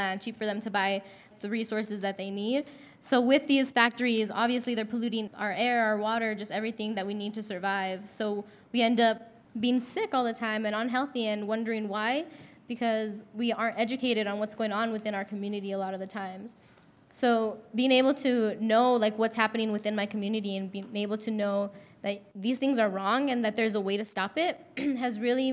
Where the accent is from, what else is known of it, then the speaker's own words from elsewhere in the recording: Albuquerque, New Mexico, United States; So I've lived in Albuquerque my whole life, born and raised here.